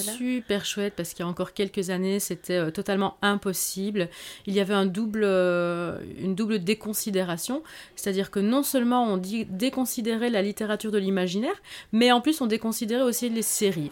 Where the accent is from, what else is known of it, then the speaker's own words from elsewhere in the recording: Belgium; je suis d'origine espagnole euh, et j'ai grandi, euh, je suis née j'ai grandi en Belgique